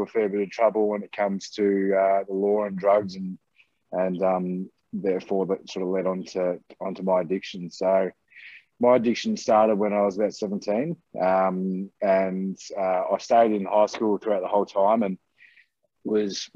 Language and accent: English; Ballarat, Victoria, Australia; I'm from Ballarat in Victoria. Born and bred here.